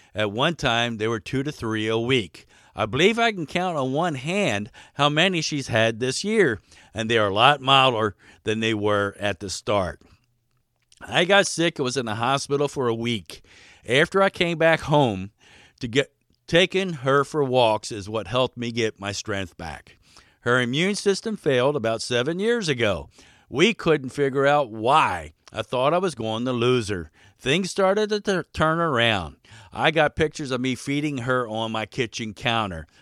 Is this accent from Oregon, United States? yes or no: no; Baltimore, Maryland, United States; moved away as an adult; also born or lived in Alaska; now in Wasilla, United States; I was raised in Baltimore, Maryland